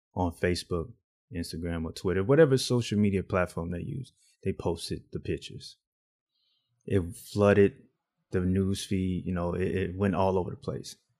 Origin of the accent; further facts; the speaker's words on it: Alabama, United States; I grew up in the South. I was raised in Alabama.